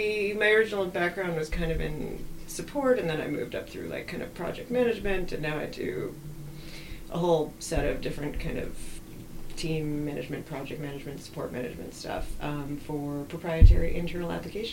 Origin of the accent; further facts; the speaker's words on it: Connecticut, United States; also born or lived in Massachusetts; I grew up in the Northeast, Connecticut, Massachusetts, a nice northeastern blue states.